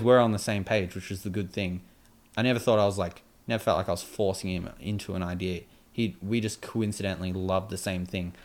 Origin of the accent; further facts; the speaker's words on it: Australia; we're from Australia